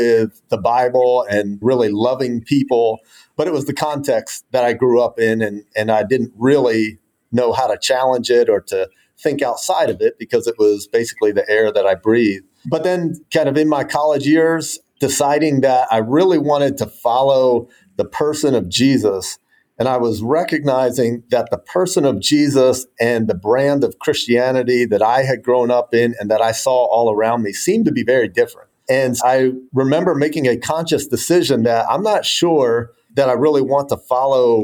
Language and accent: English; New Jersey outside of Philadelphia, United States; moved away as an adult; also born or lived in Mobile, Alabama; now in Durham, United States; I grew up in New Jersey outside of Philadelphia